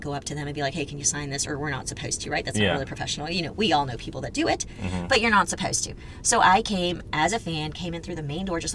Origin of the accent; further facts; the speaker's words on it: Houston, Texas, United States; born and raised in Houston